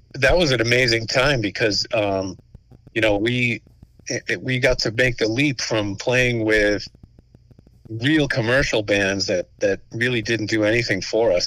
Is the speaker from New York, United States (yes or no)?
no; Stoughton, Massachusetts, United States; We're from Stoughton on the South Shore